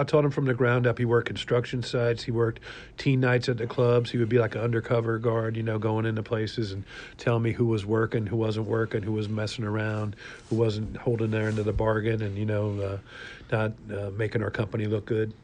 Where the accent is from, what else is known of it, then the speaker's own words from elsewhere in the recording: Jacksonville, Florida, United States; when I was growing up in Jacksonville, Florida